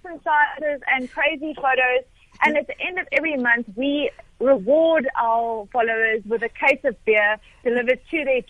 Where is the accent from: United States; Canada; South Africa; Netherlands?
South Africa; as a South African